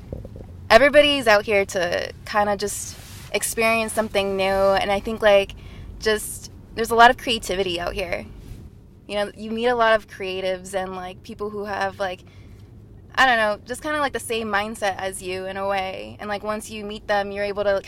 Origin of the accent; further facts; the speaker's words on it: Marshalltown, Iowa, United States; moved away as an adult; also born or lived in Fresno, California / Quad Cities; now in Los Angeles, United States; I was born in Fresno, but we moved to Iowa when I was about 4 years old, and I grew up in Marshalltown, Iowa.